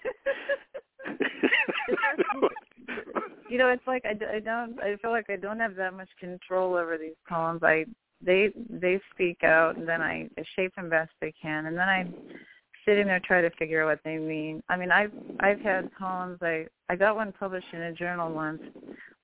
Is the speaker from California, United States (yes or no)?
yes; Santa Cruz, Humboldt County, California, United States; now in Wisconsin, United States; I was born in California, in Santa Cruz, California, and then I spent years in Northern California, up near almost to the Oregon border, up in Humboldt County